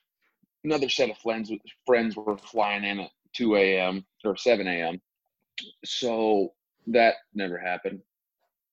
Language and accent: English; Montana, United States; now in Alaska, United States; I'm from Montana too